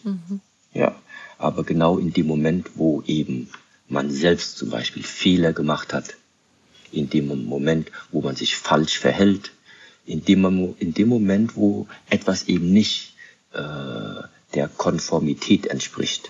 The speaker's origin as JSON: {"language": "German", "country": "Germany", "tie": "born or raised there", "said": "ich bin in Deutschland aufgewachsen"}